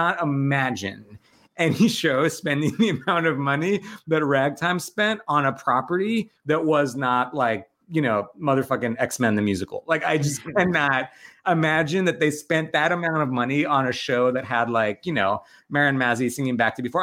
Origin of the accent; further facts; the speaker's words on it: Long Island, New York, United States; I'm from Long Island